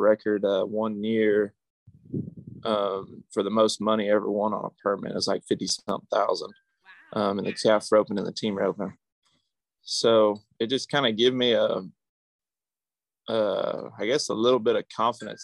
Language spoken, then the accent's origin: English; Yorktown, Texas, United States; I grew up in Yorktown, Texas, which is down about 45 minutes south of Victoria